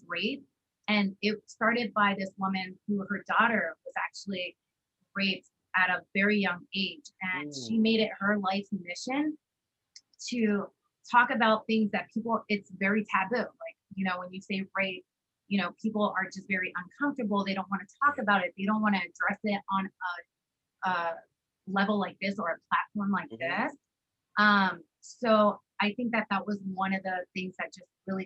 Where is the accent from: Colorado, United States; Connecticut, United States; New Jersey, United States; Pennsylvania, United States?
Pennsylvania, United States; Allentown; moved away as an adult; also born or lived in West Coast; So that is definitely my hometown